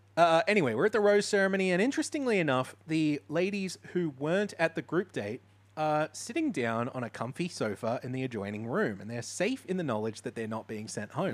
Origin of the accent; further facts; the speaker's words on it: Mooloolaba, Queensland, Australia; near where I grew up in Moolombah